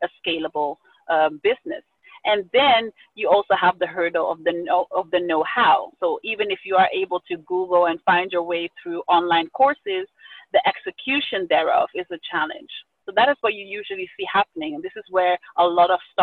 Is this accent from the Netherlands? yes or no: yes; Amsterdam, North Holland, Netherlands; I was born and raised in Amsterdam, the Netherlands, to my Ghanaian father and Suriname mother